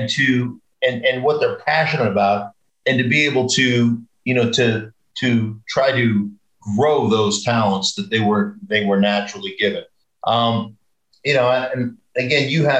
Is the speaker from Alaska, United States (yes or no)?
yes; Alaska, United States; I grew up in Alaska. We had horses.